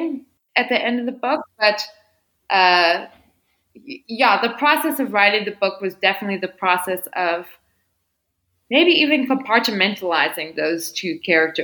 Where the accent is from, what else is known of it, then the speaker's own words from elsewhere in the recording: Midwest, United States; a young white girl who grew up in a small town in the Midwest